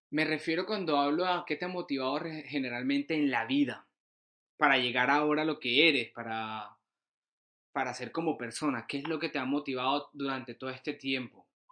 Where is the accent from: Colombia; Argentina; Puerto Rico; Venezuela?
Colombia; Santa Marta, Magdalena; moved away; mi ciudad natal, que es Santa Marta, y en mi barrio poderoso que amo con toda mi alma, que es Pescadito.